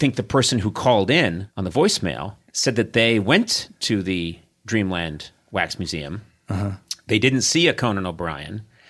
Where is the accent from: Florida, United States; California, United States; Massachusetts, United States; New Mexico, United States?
Massachusetts, United States; Boston; moved away; I grew up in Boston, raised there. I still go back regularly because most of my family still lives there.